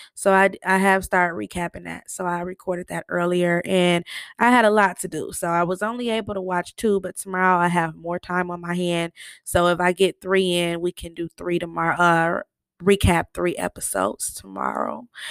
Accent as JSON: {"language": "English", "region": "Michigan", "country": "United States", "said": "I'm from Michigan"}